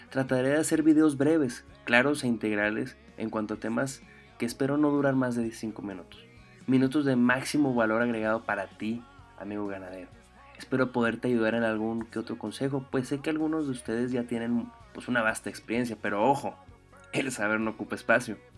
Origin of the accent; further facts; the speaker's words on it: Delicias, Chihuahua, Mexico; Soy originario de Delice, Chihuahua, y me dedico desde hace, pues, te gustan, unos 8 años a la ganadería extensiva en el árido municipio de Jiménez, Chihuahua.